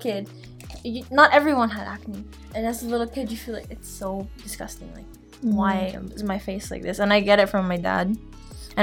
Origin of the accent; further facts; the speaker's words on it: Philippines; moved away; growing up in the Philippines, I was tall. I was tall for my country, being a Filipina